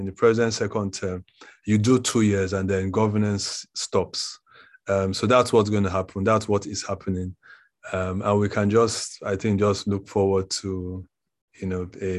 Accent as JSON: {"language": "English", "region": "Edo", "country": "Nigeria", "said": "I'm from Edo State"}